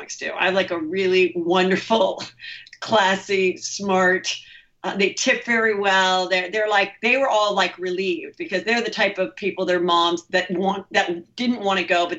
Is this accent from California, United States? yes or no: yes; the Valley, California, United States; I grew up here. I bought the house next to my parents.